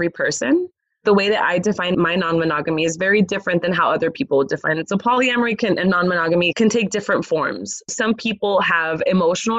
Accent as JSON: {"language": "English", "town": "Los Angeles", "region": "California", "country": "United States", "tie": "born or raised there", "said": "I grew up in Los Angeles, California"}